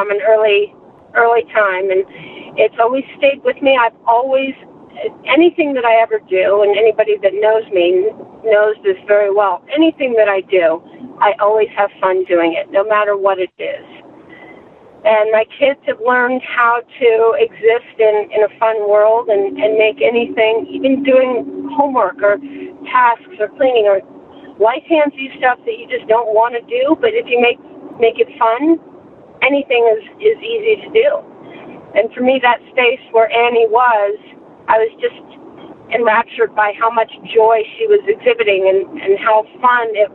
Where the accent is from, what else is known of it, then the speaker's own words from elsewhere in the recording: Santa Fe, New Mexico, United States; moved away as an adult; also born or lived in San Francisco, California / Los Angeles; So I was born in San Francisco, California, and I was raised in Santa Fe, New Mexico.